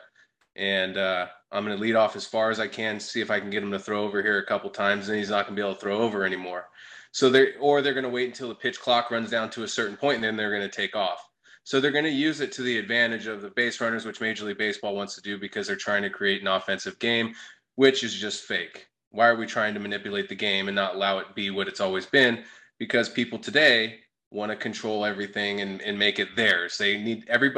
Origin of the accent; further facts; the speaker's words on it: Sacramento, California, United States; now in Phoenix, United States; I'm from Sacramento